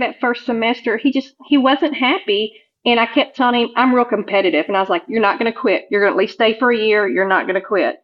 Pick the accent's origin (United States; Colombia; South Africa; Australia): United States; Old Hickory, Tennessee; moved away as an adult; We're actually from Nashville, Tennessee, or right outside of Nashville in Old Hickory, Tennessee. And my job moved me here when Blake was 5